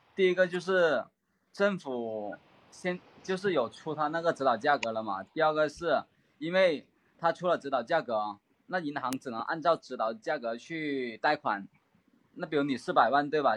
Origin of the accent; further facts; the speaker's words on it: Maoming, Guangdong, China; now in Guangzhou, China; 我是来自广东，广州这边，在广州，广州这边工作，老家是茂名这边的